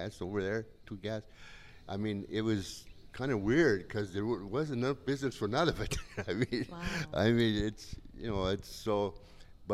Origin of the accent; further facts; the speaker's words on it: Hancock, Michigan, United States; also born or lived in California; now in Copper Harbor, United States; I'm from Hancock, and I'm in Copper Harbor